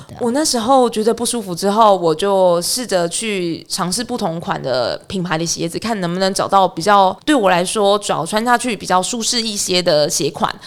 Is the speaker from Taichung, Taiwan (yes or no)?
no; Huwei, Yunlin County, Taiwan; 我家住在湖尾，云林湖尾嗯。，然后那边我们家乡有一个蛮有名的团，呃，长跑团体，叫做嗯哼。飞虎长跑